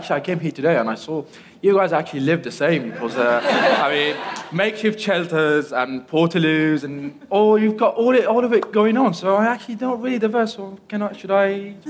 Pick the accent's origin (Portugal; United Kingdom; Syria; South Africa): Syria; moved away; I'm from Syria, and I actually thought I diverse in a unique way, that I have lived in makeshift camps, refugee camps, and makeshift shelters and stuff.